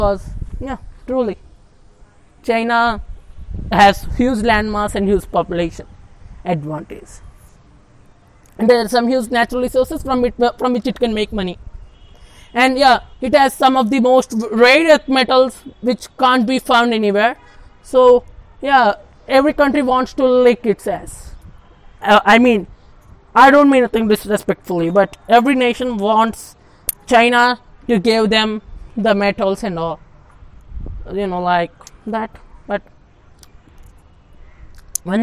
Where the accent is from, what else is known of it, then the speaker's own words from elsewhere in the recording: India; How we Indians feel about Pakistan